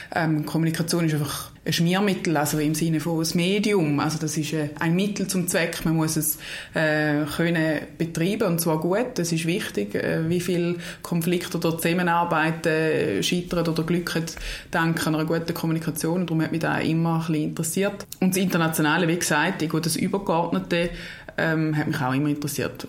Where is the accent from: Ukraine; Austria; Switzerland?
Switzerland; Eastern Switzerland; also born or lived in Lausanne / Florence; ich bin in der Ostschweiz äh, aufgewachsen und dort auch beheimatet nach wie vor